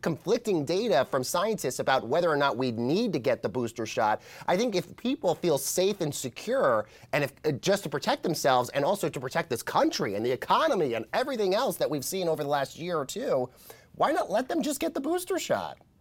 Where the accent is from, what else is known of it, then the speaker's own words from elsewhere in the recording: Colorado, United States; moved away; my home state of Colorado